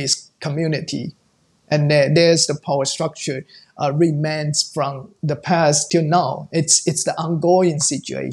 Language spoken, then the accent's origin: English; around Taipei, Taiwan; English is a second language; I'm born and raised in the North. It's around Taipei.